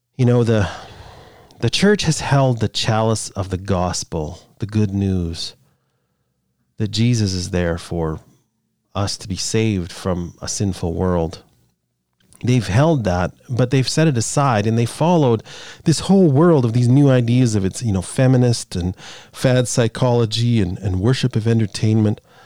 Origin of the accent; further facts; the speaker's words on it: Canada; I'm Canadian